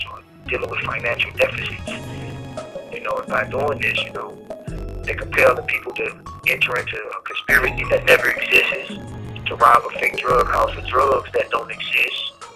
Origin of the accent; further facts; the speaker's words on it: Detroit, Michigan, United States; I was born and raised in Detroit, Michigan